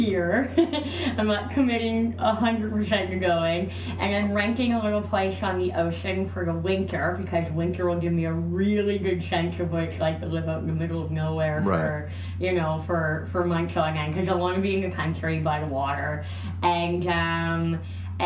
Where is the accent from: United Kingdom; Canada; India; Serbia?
Canada; moved away; also born or lived in Los Angeles; they didn't even put me down as a Canadian